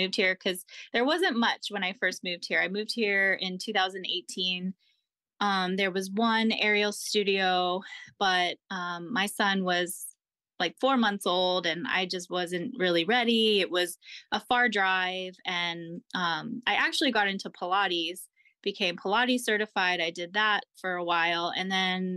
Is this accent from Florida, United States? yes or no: yes; Jacksonville, Florida, United States; moved away as an adult; also born or lived in Massachusetts; now in Norfolk, United States; I grew up in Jacksonville, Florida